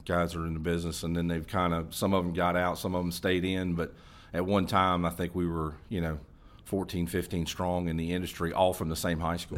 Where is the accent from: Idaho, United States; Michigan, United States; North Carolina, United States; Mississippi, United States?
North Carolina, United States; Hendersonville; I grew up in Hendersonville, North Carolina